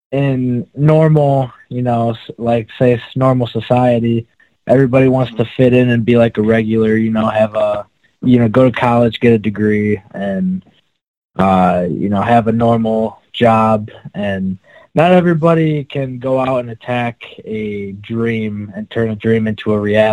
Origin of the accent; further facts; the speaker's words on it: Lambertville, Michigan, United States; we grew up in Lambertville, Michigan, which is about 5 minutes from Toledo.